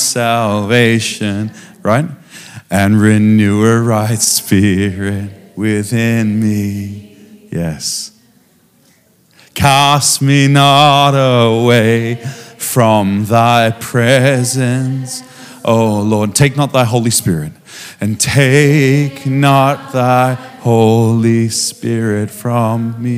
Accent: Australia; I come from Australia.

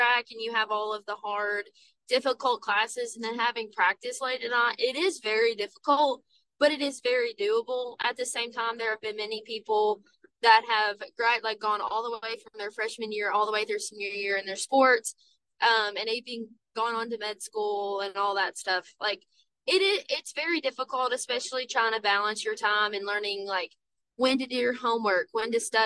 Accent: Somerset, Kentucky, United States; moved away as an adult; now in Georgetown, United States; I'm from Somerset

